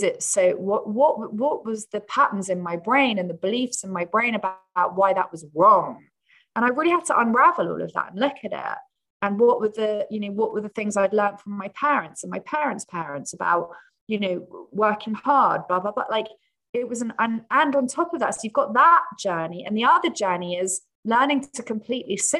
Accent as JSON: {"language": "English", "region": "England", "country": "United Kingdom", "said": "I'm English"}